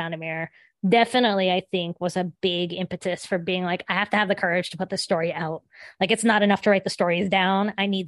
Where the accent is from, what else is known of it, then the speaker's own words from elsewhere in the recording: Appalachia, United States; about what it would look like to put these stories on the page and to try to render this experience of growing up in Appalachia.